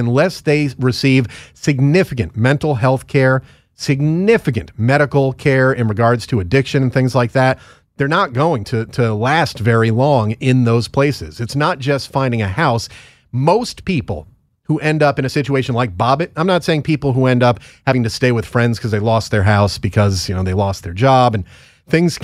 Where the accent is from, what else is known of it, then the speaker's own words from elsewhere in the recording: Northeast, United States; moved away; I'm from the Northeast